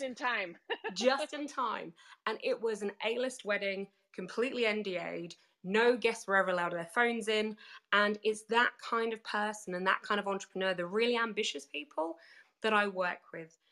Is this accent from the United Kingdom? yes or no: yes; United Kingdom; accent: British; I am British